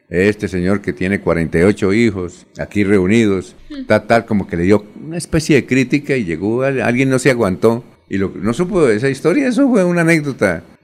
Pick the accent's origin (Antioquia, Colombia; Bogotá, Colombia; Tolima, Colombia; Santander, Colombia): Santander, Colombia; Barichara; en mi tierra Barichara